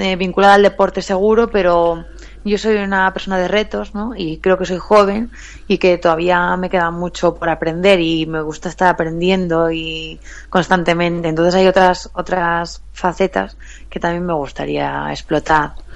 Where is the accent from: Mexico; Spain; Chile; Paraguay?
Spain; Galicia; accent: Galician; moved away as an adult; now in Madrid, Spain; soy gallega, se me nota un poco en el acento